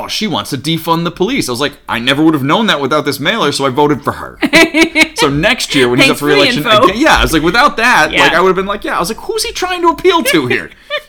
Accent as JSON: {"language": "English", "region": "Pennsylvania", "country": "United States", "said": "I'm from Pennsylvania"}